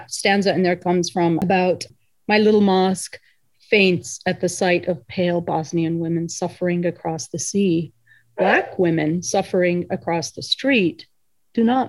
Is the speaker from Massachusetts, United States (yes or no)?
no; Indiana, United States; I grew up in Indiana in a very multi-ethnic Muslim community